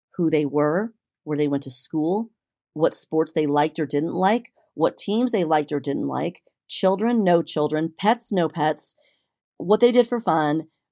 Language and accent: English; Texas, United States; as a Texan